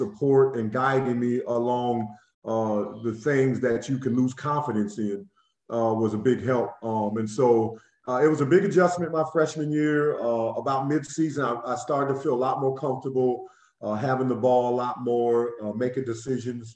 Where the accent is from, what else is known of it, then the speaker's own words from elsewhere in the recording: Quincy, Illinois, United States; I grew up in Illinois, Quincy, which was a great place to play high school basketball